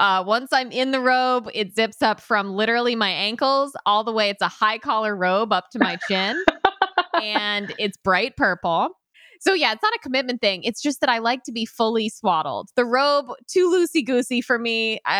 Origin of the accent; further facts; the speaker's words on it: United States; also born or lived in Connecticut / New York / California; now in Florida, United States; I'm from Connecticut and New York, and then I went to California for 4 years.